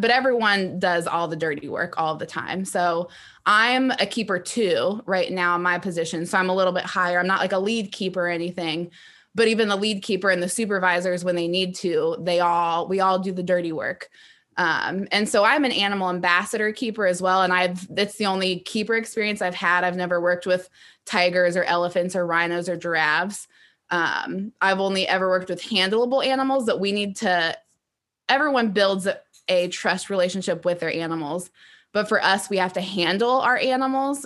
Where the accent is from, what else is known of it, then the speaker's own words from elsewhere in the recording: Ohio, United States; I am from Ohio and lived in that area.